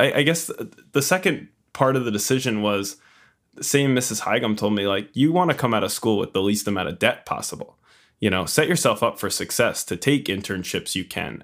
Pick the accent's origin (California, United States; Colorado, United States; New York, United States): New York, United States; Long Island; also born or lived in Queens, New York; I hail from Long Island, New York, Strong Island. Um, I was born and raised here, currently living here.